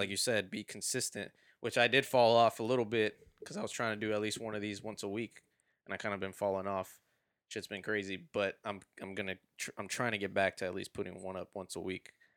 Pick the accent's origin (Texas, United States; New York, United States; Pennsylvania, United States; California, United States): Texas, United States; Houston; I was born here